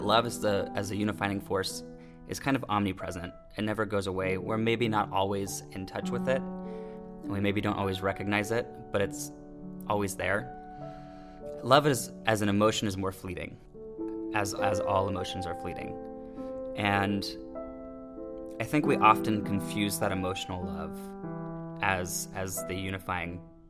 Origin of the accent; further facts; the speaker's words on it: San Francisco Bay Area, California, United States; I am from the San Francisco Bay Area